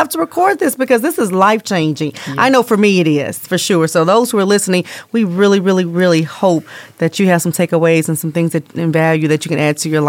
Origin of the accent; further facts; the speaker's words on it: East Coast, United States; now in Las Vegas, United States; So I came from the East Coast and lived there for several years, and I had a lot of nature trails and just engulfing myself.